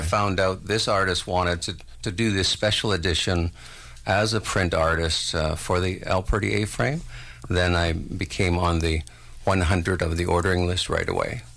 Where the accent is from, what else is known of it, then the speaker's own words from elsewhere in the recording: St. Catharines, Ontario, Canada; moved away; this town of Port Dalhousie is where I grew up in Ontario